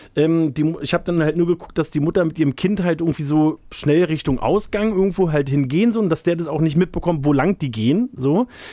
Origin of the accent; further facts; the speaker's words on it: Berlin, Germany; als gebürtiger Berliner, ne, so auch aus, so in, aus meiner Generation